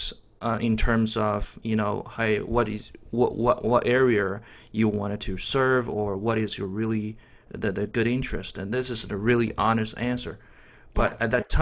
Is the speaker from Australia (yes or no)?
no; China; English is a second language; moved away as an adult; now in Florida, United States; my major back in college was English literature when I was in China.